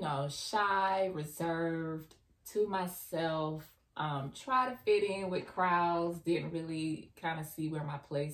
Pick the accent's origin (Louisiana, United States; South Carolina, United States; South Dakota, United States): South Carolina, United States; Orangeburg; from Orangeburg, South Carolina